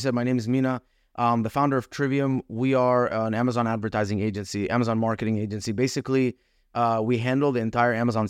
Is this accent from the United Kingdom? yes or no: no; Dubai, United Arab Emirates; moved away as an adult; also born or lived in Egypt; now in United States; My background, I came to America in 2011. I was born in Egypt, grew up in Dubai, came here for college